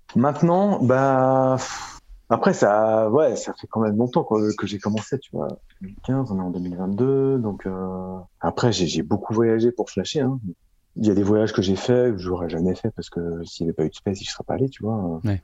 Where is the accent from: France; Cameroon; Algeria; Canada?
France; Paris, Île-de-France; Je suis né à Paris, j'ai grandi à Paris.